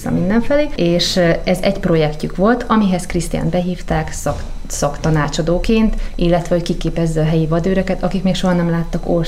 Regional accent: Kiskőrös / Kiskunhalas, Bács-Kiskun, Hungary; moved away as an adult; also born or lived in Africa; ott vidéken, ahol felnőttünk Kiskorosban és Kiskumasán

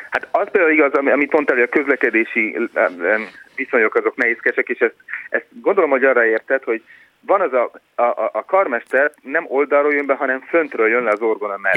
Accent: Hungary; moved away

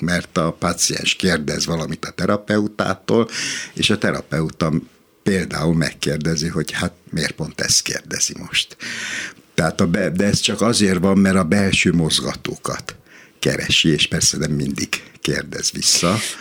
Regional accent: Hungary; magyar vagyok

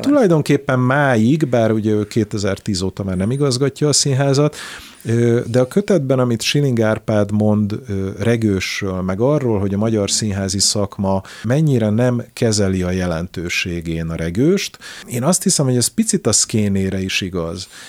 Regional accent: Szeged, Csongrád-Csanád, Hungary; also born or lived in Budapest; Én Szegedi vagyok, ma is javarészt, ö, ott élek

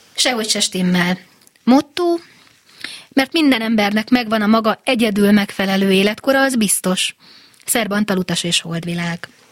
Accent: Győr, Győr-Moson-Sopron, Hungary; én győri lány vagyok

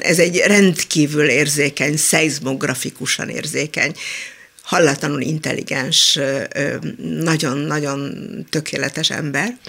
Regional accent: Budapest, Hungary; also born or lived in Israel; én Csepelen nőttem fel

